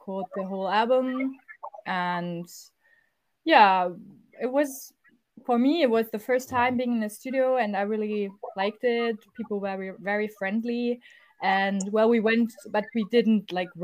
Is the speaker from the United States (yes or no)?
no; Stuttgart, Baden-Württemberg, Germany; we are from Stuttgart, which is in the south of Germany